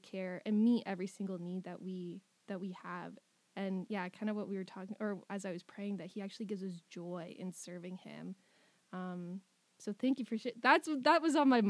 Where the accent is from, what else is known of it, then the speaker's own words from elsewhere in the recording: Elmira, Ontario, Canada; I grew up in Elmira, just down the road half an hour.